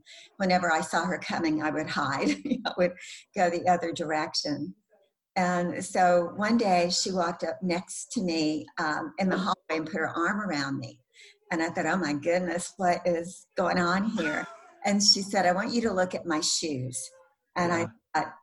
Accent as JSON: {"language": "English", "region": "the South", "country": "United States", "tie": "born or raised there", "said": "I grew up in the South"}